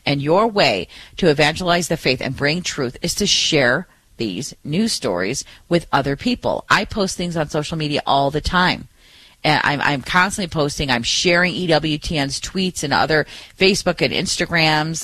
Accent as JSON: {"language": "English", "town": "Detroit", "region": "Michigan", "country": "United States", "tie": "born or raised there", "said": "In Detroit, in my hometown right here"}